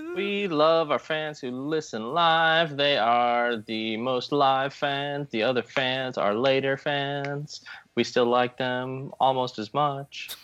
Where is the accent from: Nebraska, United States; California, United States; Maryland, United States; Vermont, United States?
California, United States; San Diego; San Diego, California, my hometown